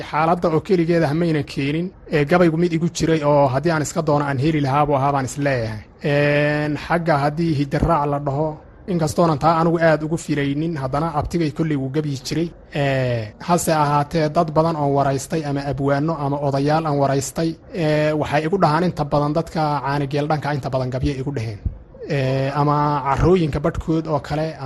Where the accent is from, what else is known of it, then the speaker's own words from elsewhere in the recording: Kebri Dahar, Somali Region, Ethiopia; waxaan ku soo koray anigu ama aan ku dhashay baadiye gobolka qoraxay magaalada qabri korkeeda meelahaas baadiyihii baan ku soo koray heer xoola dhaqataa ah oo geel dhaqataa ah baadiyihii baan ku barbaaray intaa kadib baan marka magaalada soo galay